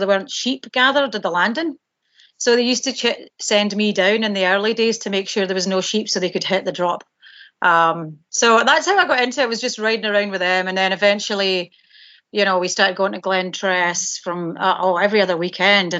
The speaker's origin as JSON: {"language": "English", "town": "Galashiels", "region": "Scotland", "country": "United Kingdom", "tie": "born or raised there", "also_born_or_lived": "Edinburgh / Paisley", "accent": "Scottish", "moved": "as an adult", "lives_now": "Whistler, Canada", "said": "Yeah, I was born in Edinburgh, grew up in a town called Galashiels, which is actually not far from Peebles, so about 30 miles south of Edinburgh."}